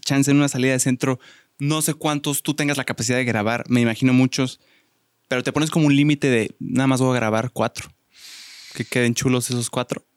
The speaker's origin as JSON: {"language": "Spanish", "country": "Mexico", "said": "los mexicanos somos como muy cálidos"}